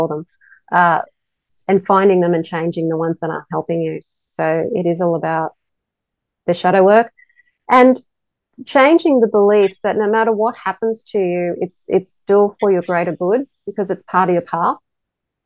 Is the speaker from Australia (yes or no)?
yes; Australia; growing up in Australia, Christmas is always really hot and humid